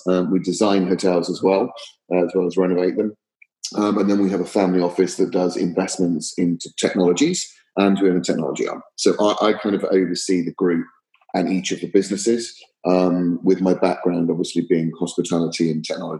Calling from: West Palm Beach, Florida, United States; I am joining you from West Palm Beach in Florida.

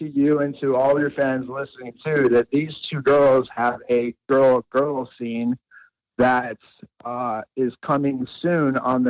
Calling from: Fort Lauderdale, Florida, United States; I'm calling from Fort Lauderdale, Florida.

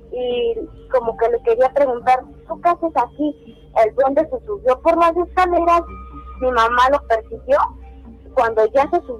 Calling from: Azcapotzalco, Mexico City, Mexico; Desde Azcapotzalco.

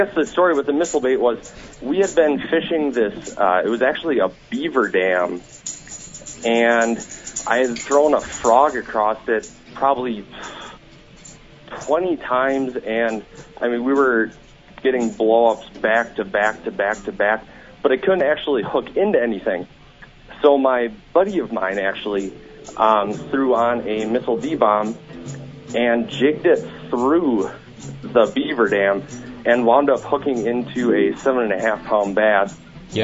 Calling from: Michigan, United States; calling from actually Michigan right now.

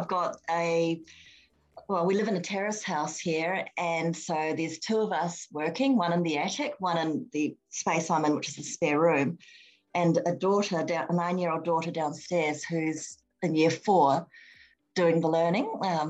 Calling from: Sydney, New South Wales, Australia; I'm phoning from Sydney

